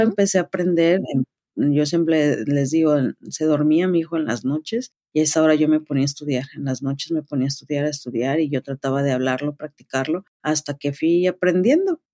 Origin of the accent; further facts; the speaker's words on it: Tlaxcala, Mexico; moved away as an adult; also born or lived in Windsor, Canada; now in Toronto, Canada; Yo soy de la ciudad de Tlaxcala, en México